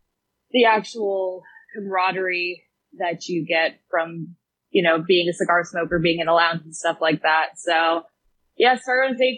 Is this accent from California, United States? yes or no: no; Ellicott City, Maryland, United States; Ellicott City, Columbia, Maryland.